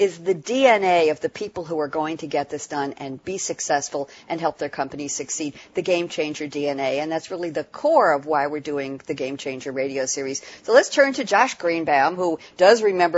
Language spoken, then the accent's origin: English; New York, United States; I'm from New York